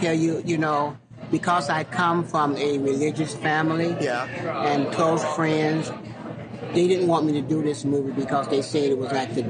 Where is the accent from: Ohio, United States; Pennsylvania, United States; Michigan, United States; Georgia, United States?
Georgia, United States; Stockbridge; also born or lived in Atlanta, Georgia; I grew up in Stockbridge, Georgia, south of Atlanta.